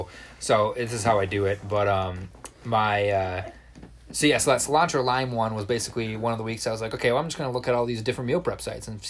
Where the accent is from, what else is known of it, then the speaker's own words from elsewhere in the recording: Alexandria, Minnesota, United States; I'm from Alexandria, Minnesota. My parents still live there.